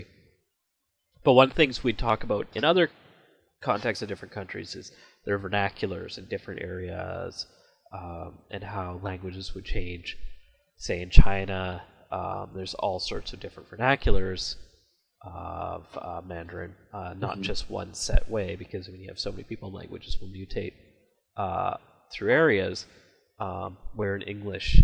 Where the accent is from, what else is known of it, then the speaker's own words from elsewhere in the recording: Vancouver, British Columbia, Canada; accent: Canadian; I'm from Vancouver, the almost furthest west you can get in Canada